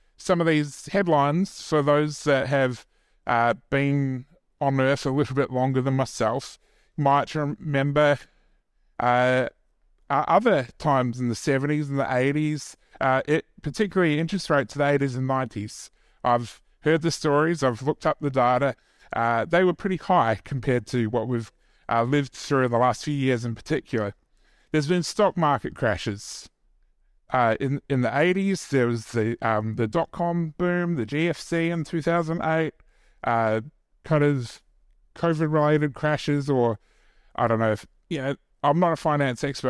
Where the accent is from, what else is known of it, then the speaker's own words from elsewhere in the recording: New Zealand; me being Kiwi